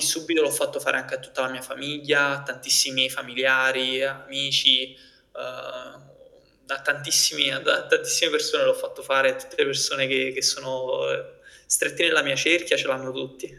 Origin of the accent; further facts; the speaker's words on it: Naples, Campania, Italy; io vengo da Napoli